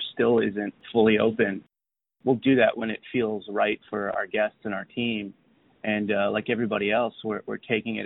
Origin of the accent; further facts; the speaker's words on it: San Antonio, Texas, United States; also born or lived in Austin, Texas / Hyde Park, New York / Washington, D.C.; I grew up in San Antonio, Texas